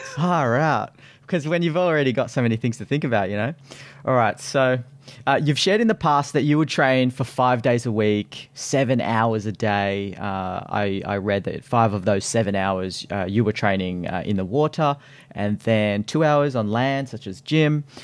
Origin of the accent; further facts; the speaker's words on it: Australia; as an Aussie kid growing up, uh, we had swimming school